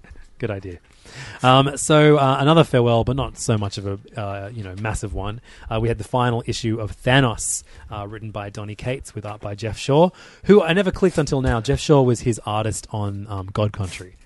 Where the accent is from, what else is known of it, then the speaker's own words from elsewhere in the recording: Australia; as an Australian